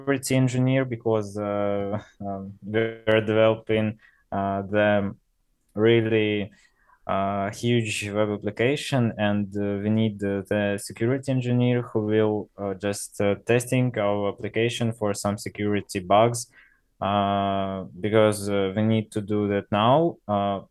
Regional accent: Russia; English is a second language; we are from Russia

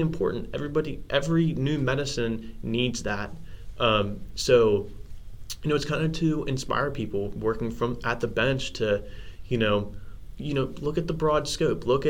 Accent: Cincinnati, Ohio, United States; moved away as an adult; now in Cleveland, United States; I'm from the Cincinnati area.

